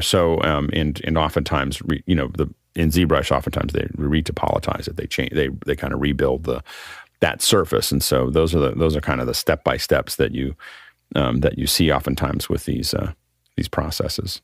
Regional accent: Freeport, Pennsylvania, United States; Freeport, Pennsylvania, my, my hometown

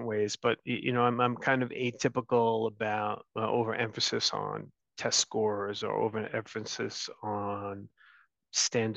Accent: New York City, New York, United States; also born or lived in Long Island, New York; I'm one of seven kids born and raised in Brooklyn, New York

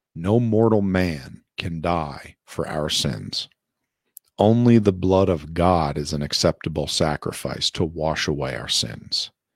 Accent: Passaic County, northern New Jersey, United States; I was born in, I think it's called Chilton Memorial Hospital in northern New Jersey in Passaic County.

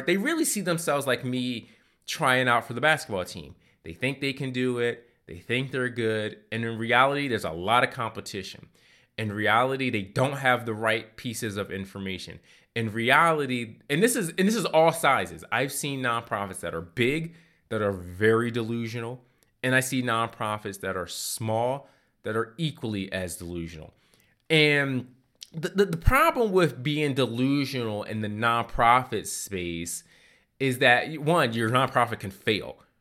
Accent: Philadelphia, Pennsylvania, United States; I grew up in Philadelphia, and one of the things I really enjoyed about living in the city of brotherly love

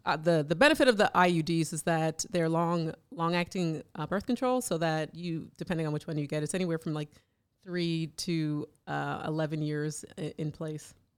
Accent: Canada; I grew up in Canada.

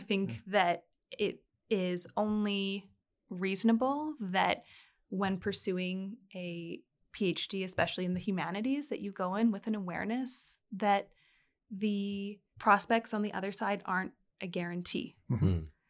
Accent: United Kingdom; now in France; I also found myself living in France as a British citizen when Brexit occurred.

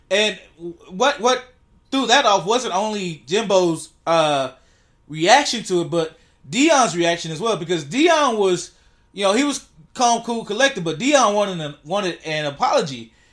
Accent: San Francisco, California, United States; I'm from San Francisco. They don't have fat girlfriends there. They're liberal.

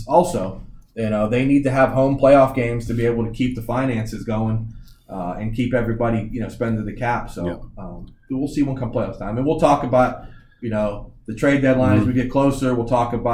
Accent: Pittsburgh, Pennsylvania, United States; it's my hometown

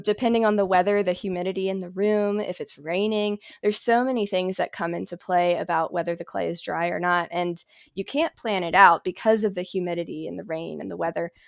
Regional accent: South Carolina, United States; moved away as an adult; now in Asheville, United States; I'm originally from South Carolina. I moved to Asheville, North Carolina, about two years ago

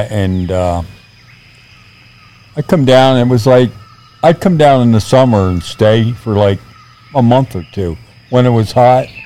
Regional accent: Philadelphia, Pennsylvania, United States; I was born in Philadelphia and raised in Philadelphia.

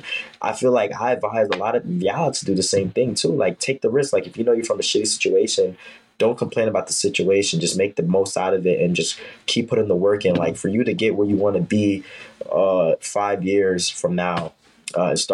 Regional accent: New York City, New York, United States; also born or lived in Harlem, Manhattan; I was born in Harlem, but I was raised in Brooklyn. So I really stayed in Brooklyn my whole life.

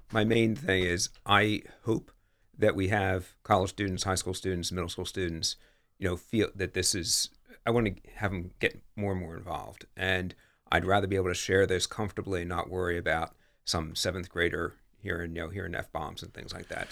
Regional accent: Bel Air, Maryland, United States; moved away as an adult; also born or lived in West Chester / Washington, D.C. area; now in Newark, United States; I grew up in Bel Air, Maryland.

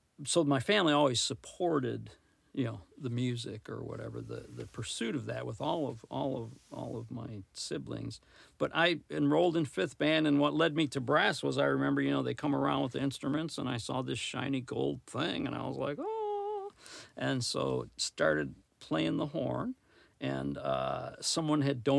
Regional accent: Detroit, Michigan, United States; also born or lived in Lansing, Michigan; I was from Detroit area

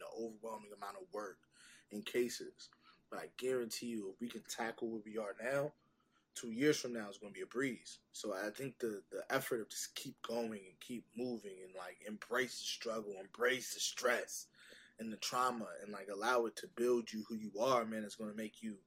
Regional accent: Northern Virginia, United States; also born or lived in South Carolina; I'm from the DMV. I'm from Northern Virginia

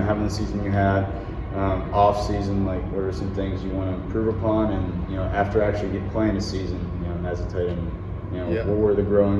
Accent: Midwest, United States; also born or lived in East Coast; I was from Midwest going East Coast, and that was, I didn't fit in there, and that's why I came back.

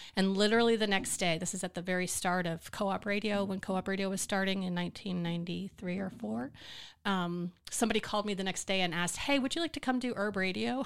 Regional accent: New Jersey, United States; now in Austin, United States; I was born in New Jersey

